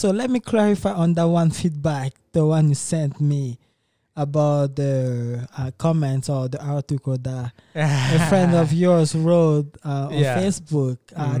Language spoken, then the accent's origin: English; DR Congo; I'm from Democratic Republic of Congo.